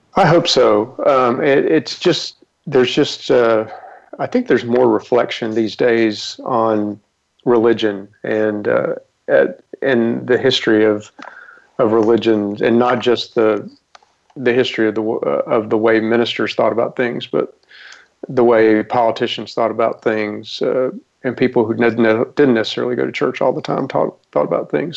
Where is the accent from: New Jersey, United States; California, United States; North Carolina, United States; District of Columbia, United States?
North Carolina, United States; Rutherfordton; I grew up in Western North Carolina. I was born raised in Rutherfordton